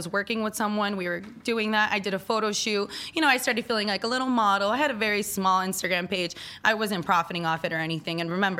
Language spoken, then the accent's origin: English; Miami, Florida, United States; I'm from Miami, Florida. I was born, raised, living there forever. Now I'm not moving.